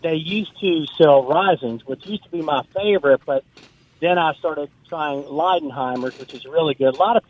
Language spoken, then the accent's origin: English; New Orleans, Louisiana, United States; I'm from New Orleans.